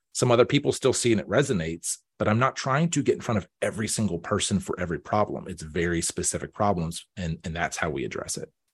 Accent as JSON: {"language": "English", "town": "Pittsburgh", "region": "Pennsylvania", "country": "United States", "tie": "born or raised there", "also_born_or_lived": "Erie, Pennsylvania / Baltimore / Washington, D.C.", "moved": "as an adult", "said": "I was born here, um, I grew up out in Beaufort County"}